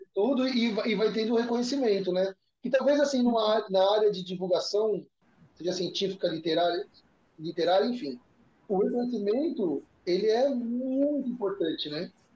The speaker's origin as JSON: {"language": "Portuguese", "region": "São Paulo", "country": "Brazil", "moved": "as an adult", "lives_now": "Fortaleza, Brazil", "said": "minha raiz é lá em São Paulo"}